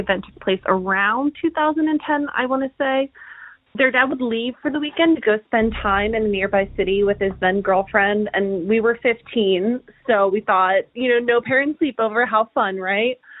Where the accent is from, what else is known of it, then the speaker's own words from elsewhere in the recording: Hershey, Pennsylvania, United States; now in Pittsburgh, United States; Hershey, uh, which is where I grew up